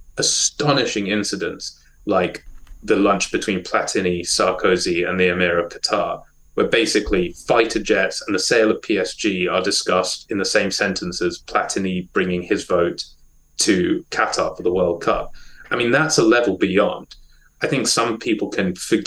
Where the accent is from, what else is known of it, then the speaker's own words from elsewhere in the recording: South Africa; moved away; I was born in South Africa and still support the South African national team